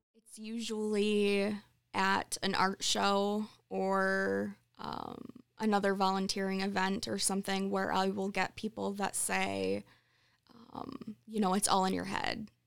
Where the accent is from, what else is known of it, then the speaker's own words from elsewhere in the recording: Sunfield, Michigan, United States; moved away as an adult; now in Charlotte, United States; I grew up in Sunfield